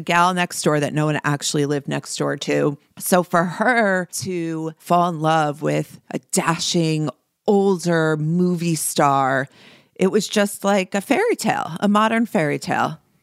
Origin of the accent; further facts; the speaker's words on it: New Jersey, United States; as a young girl growing up in New Jersey with brown hair